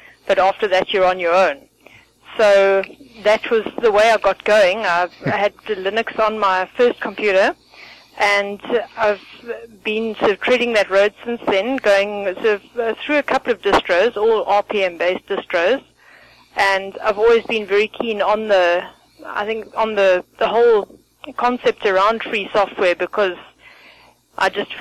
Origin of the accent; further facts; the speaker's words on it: South Africa; also born or lived in Benoni; I'm from South Africa